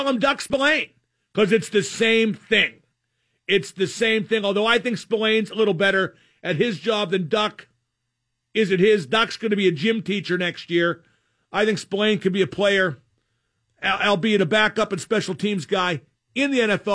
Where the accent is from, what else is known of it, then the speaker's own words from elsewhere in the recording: Reserve Township, Pennsylvania, United States; where I grew up in Reserve Township